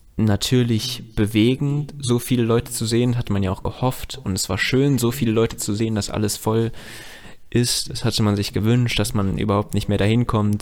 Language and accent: German; Germany; weil ich hier aufgewachsen bin